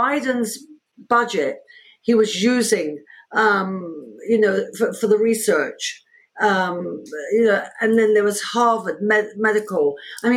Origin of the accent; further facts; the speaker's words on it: London, United Kingdom; moved away as an adult; also born or lived in New York, United States; now in United States; I was born in London, in England